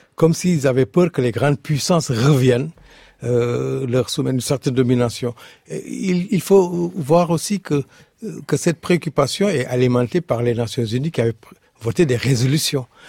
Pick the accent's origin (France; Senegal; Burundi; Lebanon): Senegal; je suis, Wolof, je suis du Sénégal